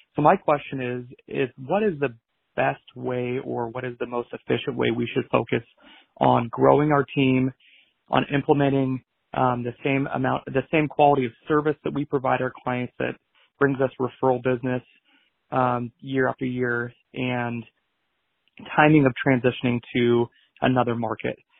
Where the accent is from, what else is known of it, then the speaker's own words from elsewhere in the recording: Pacific Northwest, United States; also born or lived in Southwest Washington; we are both born and raised in the Pacific Northwest